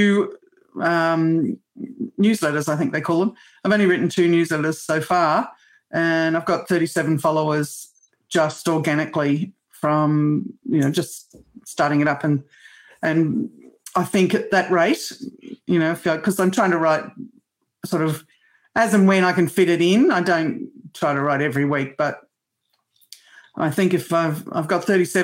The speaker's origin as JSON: {"language": "English", "country": "Australia", "also_born_or_lived": "rural New South Wales", "said": "I'm Australian"}